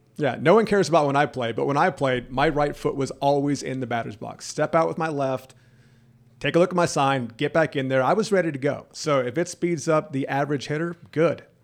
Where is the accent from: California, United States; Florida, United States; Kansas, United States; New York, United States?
Florida, United States; Jacksonville; I was from the Jacksonville area, Fletcher High School, out of the beach